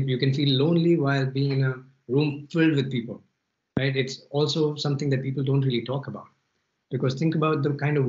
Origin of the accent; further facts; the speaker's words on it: Delhi, India; moved away as an adult; also born or lived in Philippines / Malaysia / Paris; now in Spain; I grew up in Delhi. I lived in a few cities in India. Then I lived in Philippines and Malaysia, then Paris, now in Spain